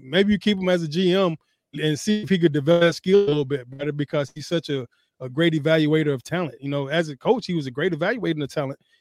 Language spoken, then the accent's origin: English; Atlanta, Georgia, United States; Atlanta, my hometown